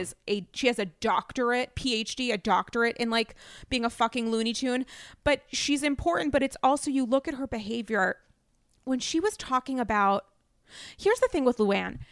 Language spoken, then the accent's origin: English; New England, Rhode Island, United States; I'm from New England.